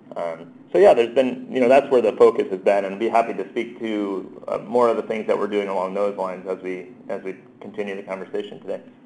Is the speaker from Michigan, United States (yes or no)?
no; New Jersey, United States; moved away; I'm originally from New Jersey, so I, I, I learned my gesturing there.